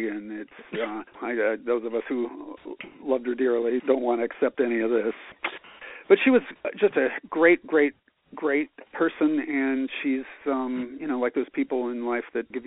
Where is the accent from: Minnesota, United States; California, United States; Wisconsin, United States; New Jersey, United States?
California, United States; San Francisco; moved away as an adult; also born or lived in Los Angeles; I was born in San Francisco and went to San Francisco State and San Jose State and came down to Los Angeles